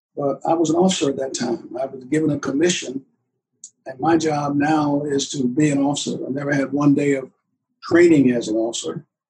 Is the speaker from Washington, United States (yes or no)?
no; Bishopville, South Carolina, United States; now in Virginia, United States; I come back from Bishopville, I, you know, they're trying to get me to move back home